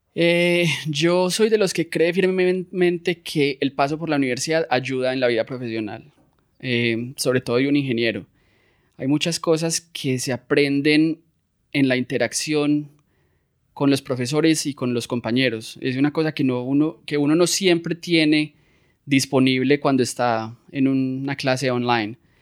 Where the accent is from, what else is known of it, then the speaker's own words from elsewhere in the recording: Medellín, Antioquia, Colombia; moved away as an adult; also born or lived in Florida, United States; now in San Francisco, United States; Yo soy de Medellín, Colombia. Eh, nací y crecí aquí